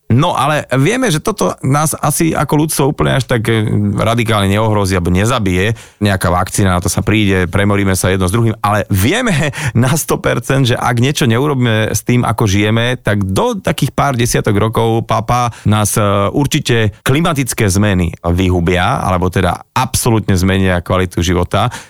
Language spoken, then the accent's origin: Slovak; Očová, Banská Bystrica Region, Slovakia; ako my v, e, v Očovej hovoríme story behind.